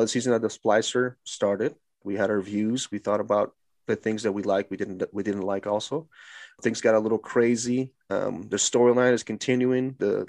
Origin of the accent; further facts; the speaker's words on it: California, United States; I am from California